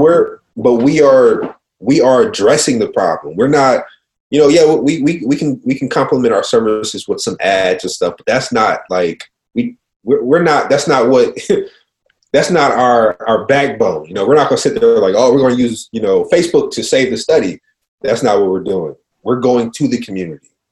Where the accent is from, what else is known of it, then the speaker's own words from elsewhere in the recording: Cincinnati, Ohio, United States; I'm from Cincinnati